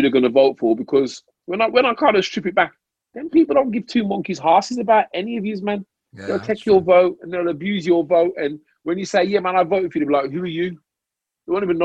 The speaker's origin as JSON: {"language": "English", "country": "United Kingdom", "tie": "born or raised there", "said": "we grew up in Britain."}